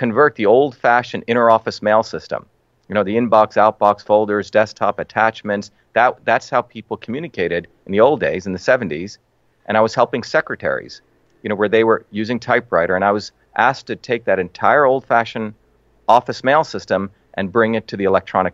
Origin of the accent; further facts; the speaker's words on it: Mumbai, Maharashtra, India; also born or lived in South India (village); now in United States; I grew up in India, in a city called Bombay